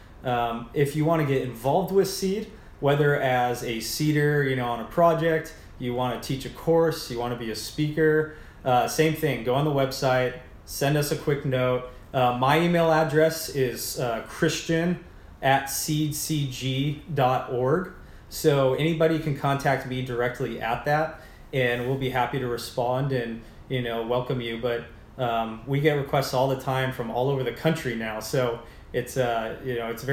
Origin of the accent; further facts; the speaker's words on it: Orange County, California, United States; the bubble I grew up in Orange County